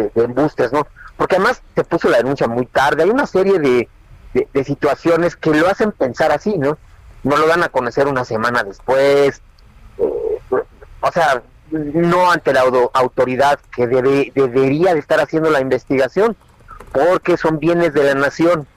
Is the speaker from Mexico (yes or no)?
yes; Mexico; los mexicanos no creemos